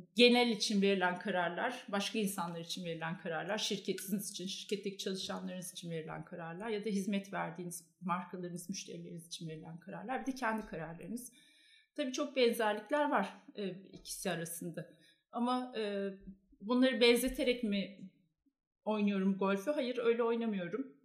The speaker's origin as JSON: {"language": "Turkish", "region": "Ankara", "country": "Turkey", "moved": "as an adult", "lives_now": "Istanbul, Turkey", "said": "ben Ankaralıyım"}